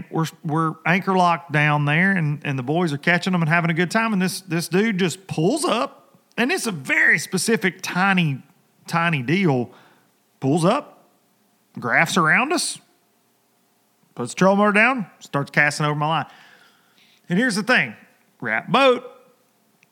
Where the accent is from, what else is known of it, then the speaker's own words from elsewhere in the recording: United States; when I was a kid growing up on the Tennessee River